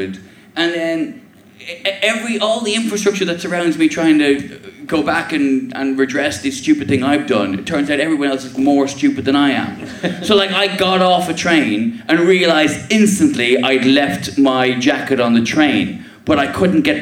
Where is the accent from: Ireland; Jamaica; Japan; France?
Ireland; now in England; as an Irishman and as a dad